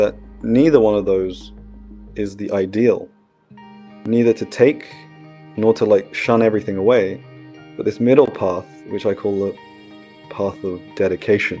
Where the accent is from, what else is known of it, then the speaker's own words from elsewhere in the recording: United Kingdom; I was cultivated in India, but I was born in Britain